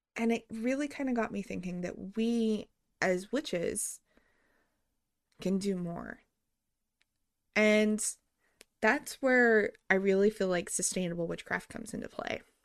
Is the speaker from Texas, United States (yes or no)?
no; New Mexico, United States; I grew up in New Mexico.